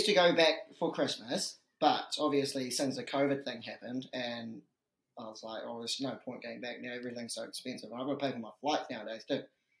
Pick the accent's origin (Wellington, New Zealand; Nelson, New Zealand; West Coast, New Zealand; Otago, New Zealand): Otago, New Zealand; Dunedin; also born or lived in Hong Kong / Mosgiel; So I was originally from Hong Kong, right? Came over to Dunedin when I was a year 7, so when I was like 11, 12 years old. Been in Dunedin since. Done school in Dunedin. Went to uni at Otago